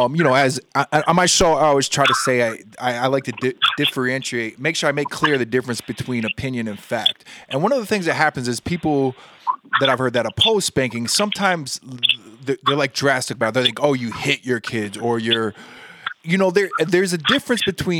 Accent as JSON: {"language": "English", "region": "Texas", "country": "United States", "tie": "born or raised there", "said": "I grew up in Texas."}